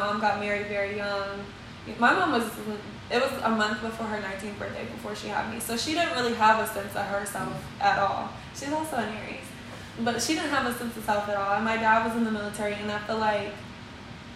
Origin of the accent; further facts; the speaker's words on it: Radcliff, Kentucky, United States; growing up in an environment like